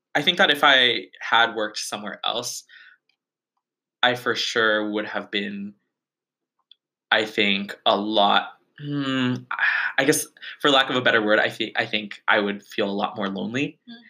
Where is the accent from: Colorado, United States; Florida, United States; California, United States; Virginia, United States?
California, United States; Bay Area; my hometown of like the bay area